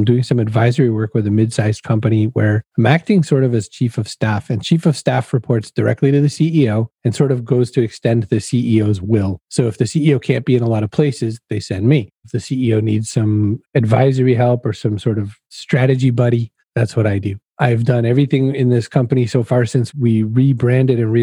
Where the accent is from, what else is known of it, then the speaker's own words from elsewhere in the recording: Maine, United States; now in Massachusetts, United States; I was a kid growing up in Maine.